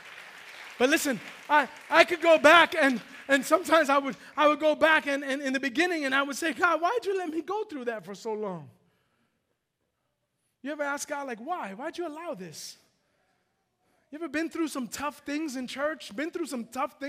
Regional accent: New York City, New York, United States; it was high school, I was at Bronx Science

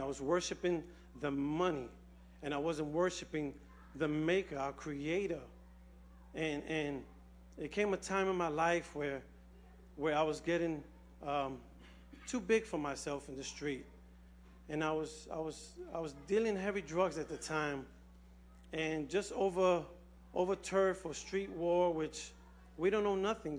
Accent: New York City, New York, United States; I was born and raised here in the Bronx. Um, I was raised on Watson Avenue

